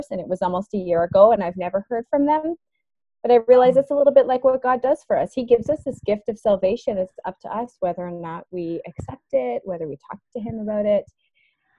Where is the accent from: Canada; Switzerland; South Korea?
Canada; I'm from Canada